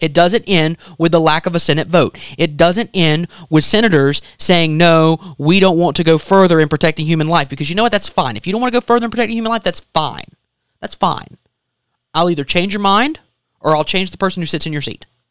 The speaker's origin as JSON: {"language": "English", "region": "South Carolina", "country": "United States", "tie": "born or raised there", "said": "born in South Carolina"}